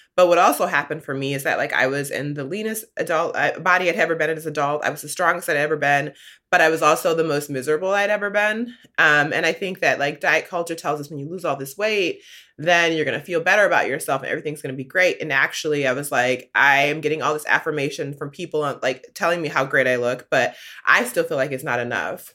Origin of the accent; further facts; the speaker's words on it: Midwest, United States; I grew up in the Midwest